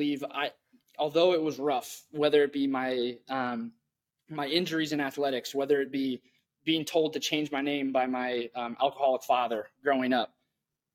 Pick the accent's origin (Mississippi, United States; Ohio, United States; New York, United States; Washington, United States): Washington, United States; Tumwater; grew up in Olympia, Washington, or Tumwater, Washington